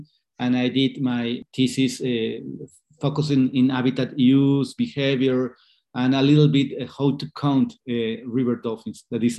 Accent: Colombia; English is a second language; also born or lived in Scotland; I am from Colombia.

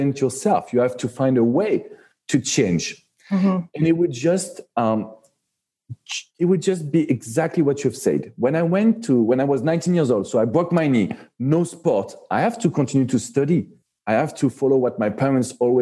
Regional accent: Paris, Île-de-France, France; accent: French; English is a second language; moved away as an adult; now in Miami, United States; I am born and raised in Paris, so you can feel it with my French accent

